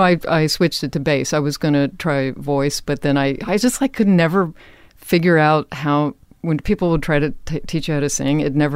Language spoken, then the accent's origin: English; Richmond, Virginia, United States; moved away; also born or lived in Boston; I grew up in Virginia.